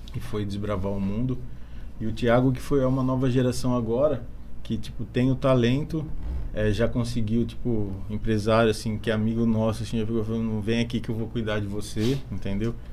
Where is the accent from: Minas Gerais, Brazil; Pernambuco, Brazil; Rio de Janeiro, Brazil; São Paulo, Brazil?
São Paulo, Brazil; Bariri; eu sou de Bariri, nasci aqui